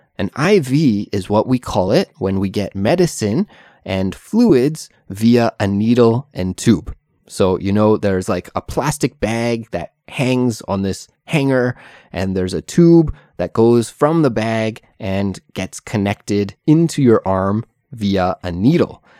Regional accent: Canada; moved away as an adult; now in South Korea; I currently live in South Korea, although I'm originally from Canada

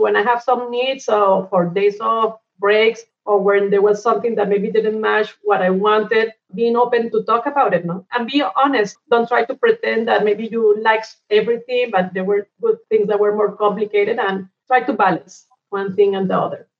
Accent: Cali, Valle del Cauca, Colombia; moved away as an adult; also born or lived in Bogota / Angola / Abu Dhabi; we were growing up in Cali. That is kind of a medium sized city in Colombia.

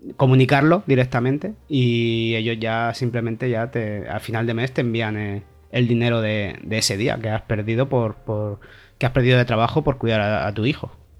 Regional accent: Callosa de Segura, Valencian Community, Spain; moved away as an adult; also born or lived in Torrevieja; now in Gothenburg, Sweden; soy de Alicante, de un pueblecito casi colindando con Murcia, que se llama Callosa de Segura, aunque he vivido mucho en Torrevieja.

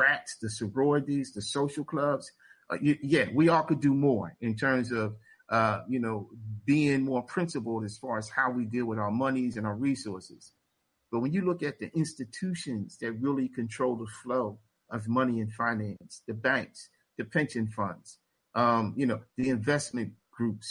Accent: Philadelphia, Pennsylvania, United States; now in Pittsburgh, United States; I was born and raised in Philly

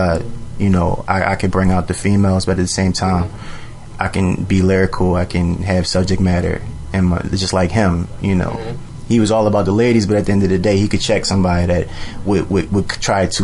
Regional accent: Philadelphia, Pennsylvania, United States; I'm from Uptown

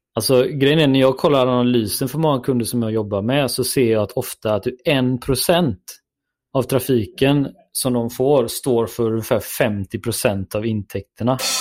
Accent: Gothenburg, Västra Götaland, Sweden; det hör väl alla att jag är från Göteborg

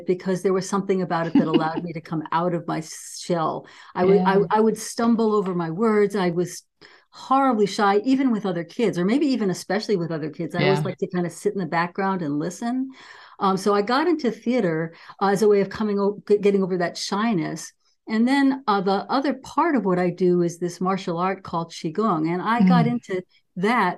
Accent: New York City, New York, United States; also born or lived in Weaverville, California; now in Oakland, United States; I grew up in New York City

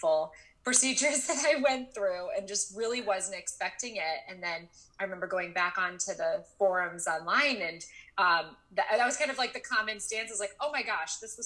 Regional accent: Ohio, United States; moved away as an adult; also born or lived in San Francisco / Italy; now in Charleston, United States; I grew up in Ohio and I went to college in Cleveland.

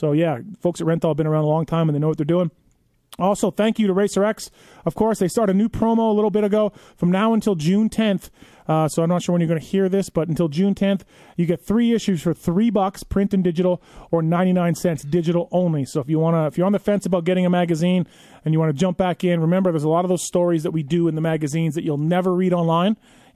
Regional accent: Canada; my home country of Canada

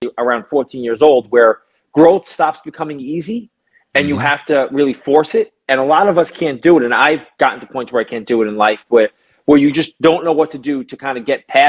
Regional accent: New York City, New York, United States; I'm a kid from Brooklyn, New York. I grew up in an Italian neighborhood

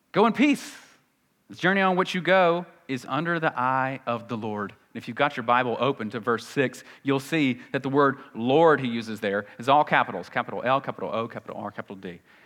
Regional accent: the South, United States; accent: Southern

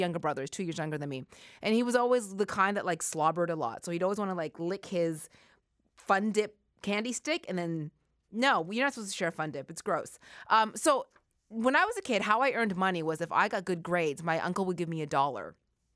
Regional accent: Halifax, Nova Scotia, Canada; moved away; when I was a kid growing up in Halifax in the 80s

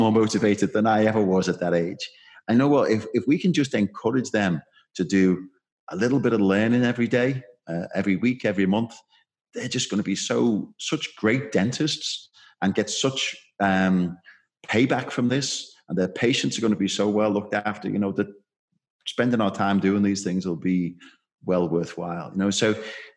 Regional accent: Liverpool, North West England, United Kingdom; I'm a Scouser

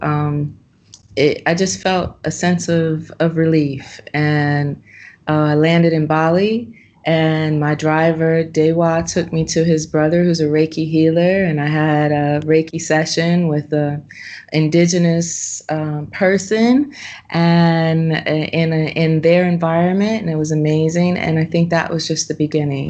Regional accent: Los Angeles, California, United States; now in Ubud, Indonesia; I'm from Los Angeles, California

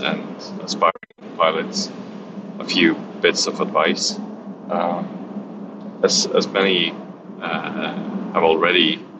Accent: England, United Kingdom; being an Englishman

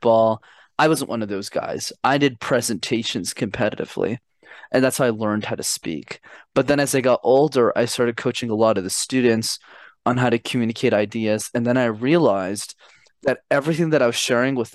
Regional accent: Montreal, Quebec, Canada; I'm born and raised in Montreal. So I'm a Canadian born citizen, okay. But my parents immigrated from Sri Lanka in the early 90s

